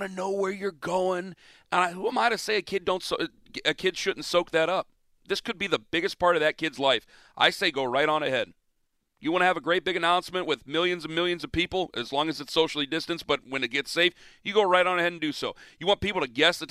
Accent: Canton, Ohio, United States; moved away; I was raised in a town between Canton and Maslin, Perry Township

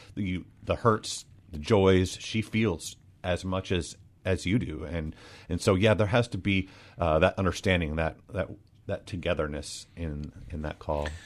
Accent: Des Moines, Washington, United States; I grew up, uh, in Des Moines

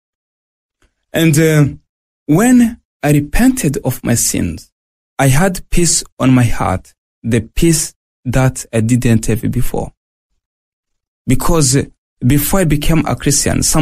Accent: Burundi; moved away as an adult; also born or lived in Tanzania; now in Australia; I was born in Burundi, 1979.

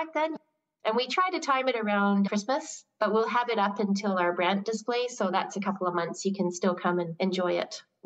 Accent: Qualicum Beach, British Columbia, Canada; moved away as an adult; also born or lived in Montreal / Borneo; I went straight from being born and raised in Qualicum Beach to studying in Montreal

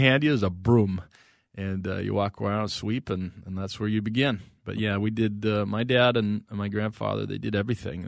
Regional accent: North Branch, Minnesota, United States; I grew up as a kid in North Branch

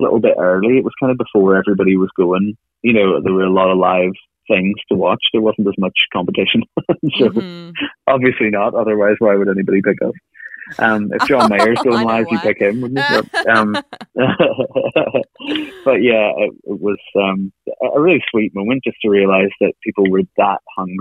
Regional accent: Ireland

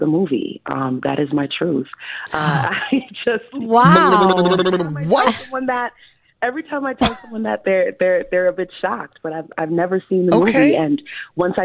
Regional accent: New York City, New York, United States; also born or lived in Buffalo; I grew up in New York City, Queens to be exact.

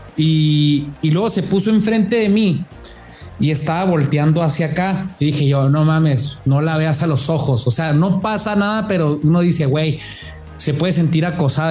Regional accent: Mexico; como mexicano

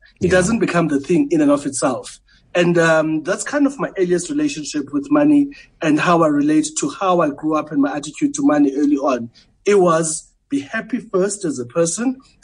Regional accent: Port Elizabeth, Eastern Cape, South Africa; now in Johannesburg, South Africa; I grew up in New Brighton, in Port Elizabeth.

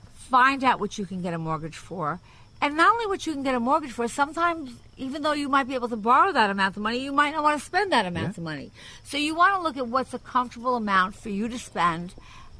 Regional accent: Long Island, New York, United States; I'm from Long Island. And so, of course, I love Long Island. I think it's a great place to grow up. And I'm glad that I grew up there.

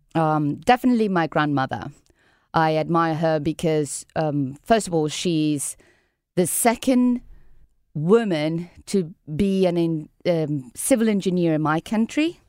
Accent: Caracas, Capital District, Venezuela; now in San Luis; I From Venezuela, I grew up in Caracas

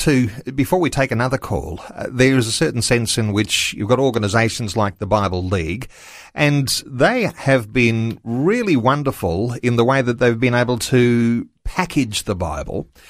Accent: Australia; I'm an Aussie through and through.

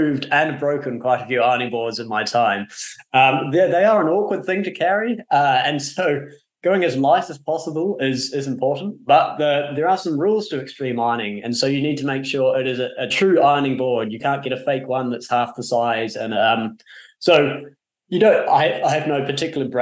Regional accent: New Zealand; I come from New Zealand

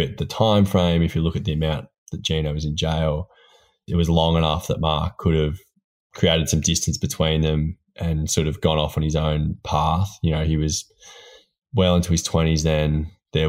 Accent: Port Fairy, Victoria, Australia; Port Fairy, which is my hometown.

